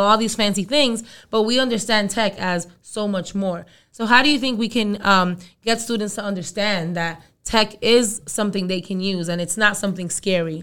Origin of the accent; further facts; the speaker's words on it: New York City, New York, United States; also born or lived in Dominican Republic; I was born in the Dominican Republic. I'm from Brooklyn